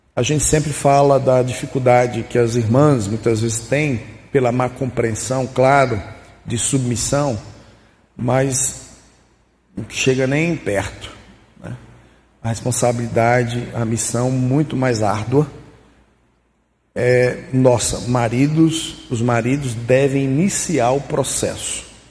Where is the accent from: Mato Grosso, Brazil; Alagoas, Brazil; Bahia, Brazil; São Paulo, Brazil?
Bahia, Brazil; Casa Nova; moved away; lá na terra onde eu fui criado, nas Caraíbas dos Bragas, no interior de Casa Nova